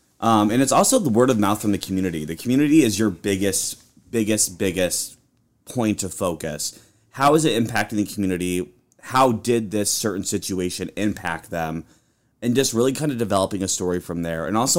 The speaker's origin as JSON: {"language": "English", "town": "Peoria", "region": "Illinois", "country": "United States", "said": "I am from Peoria, Illinois, originally. Moved out to Nebraska for my first job in news, where I worked as a reporter."}